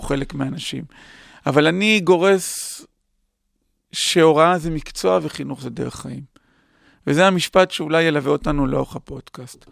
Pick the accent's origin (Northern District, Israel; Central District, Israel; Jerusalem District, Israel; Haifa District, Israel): Northern District, Israel; Acre; גדלתי בתור ילד בעכו